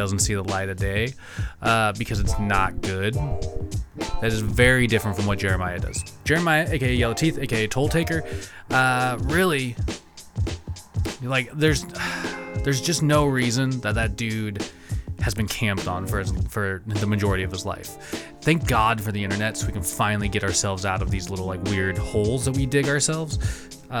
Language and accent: English; East Wenatchee, Washington, United States; moved away; Growing up in Wenatchee, in East Wenatchee especially